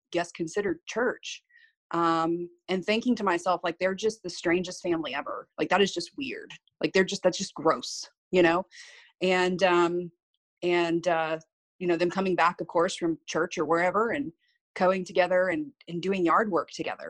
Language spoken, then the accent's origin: English; Victoria County, Texas, United States; I was raised pretty much in Victoria County